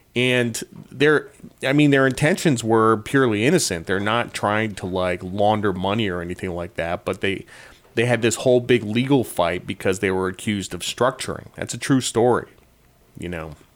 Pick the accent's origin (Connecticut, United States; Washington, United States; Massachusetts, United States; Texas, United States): Connecticut, United States; Norwich; I grew up in Norwich, Connecticut